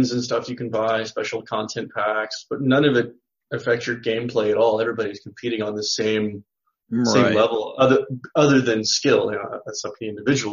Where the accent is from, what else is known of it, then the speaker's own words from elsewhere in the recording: United States; moved away as an adult; now in Bali, Indonesia; I'm American.